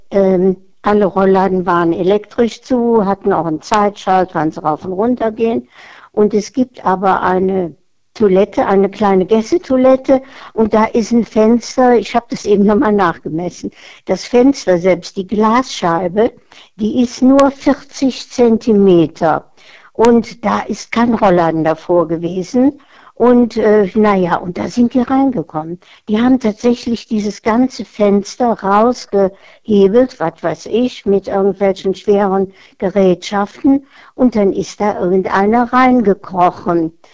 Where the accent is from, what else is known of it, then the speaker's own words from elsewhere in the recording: Cologne, North Rhine-Westphalia, Germany; so als Kölner, als ähm, Karnevalsflüchtling, also quasi über Karneval.